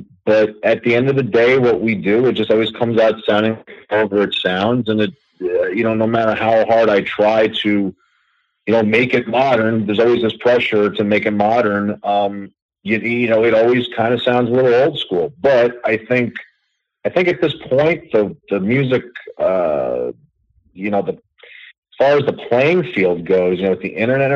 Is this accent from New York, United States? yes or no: yes; New York City, New York, United States; born and raised in New York, not a transplant